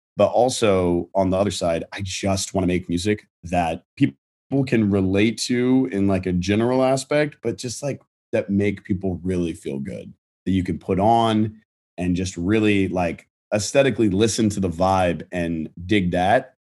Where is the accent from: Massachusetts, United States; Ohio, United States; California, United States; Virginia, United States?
Virginia, United States; I'm from Virginia. We did, like, you know, I was doing, like, local theater there and stuff like that, high school theater.